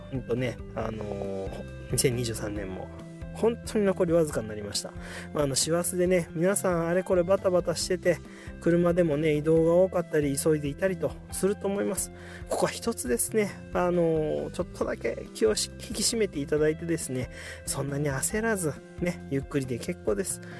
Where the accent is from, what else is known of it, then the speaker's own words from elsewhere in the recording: Shizuoka, Japan; moved away; 実家のねある静岡の清水に